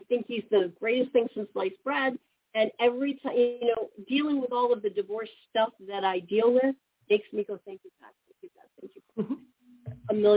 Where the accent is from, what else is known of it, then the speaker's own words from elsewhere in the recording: Midwest, United States; I've been born and raised in the Midwest, lived here my whole life